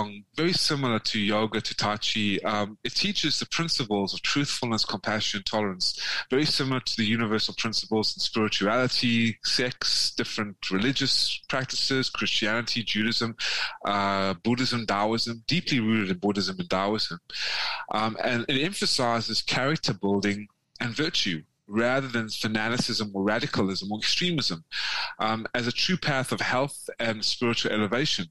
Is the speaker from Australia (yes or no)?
no; South Africa; also born or lived in Atlanta, Georgia, United States; now in Vietnam; I come from South Africa.